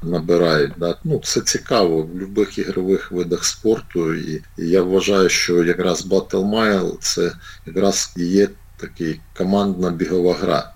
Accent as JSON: {"language": "Ukrainian", "town": "Cherkasy", "region": "Cherkasy Oblast", "country": "Ukraine", "tie": "born or raised there", "said": "Черкаси, це саме те місто, де все почалося. Це моє рідне місто."}